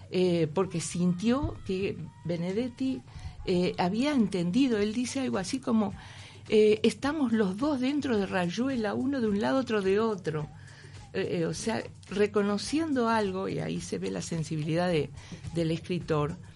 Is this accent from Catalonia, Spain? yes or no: no; Madrid, Community of Madrid, Spain; now in Uruguay; así que me volví a España y seguí viviendo en Madrid hasta, hasta que vine al Centro Cultural de España en 2005, mm. pero vine como española.